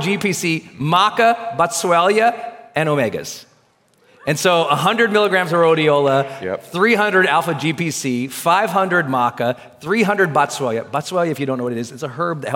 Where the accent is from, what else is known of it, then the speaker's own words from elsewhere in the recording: Montana, United States; I'm from Montana, so there's food everywhere